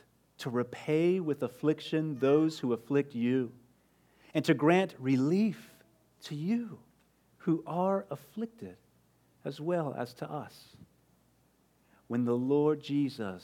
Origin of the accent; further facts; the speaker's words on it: Midland, Texas, United States; moved away; I'm originally from West Texas, from Midland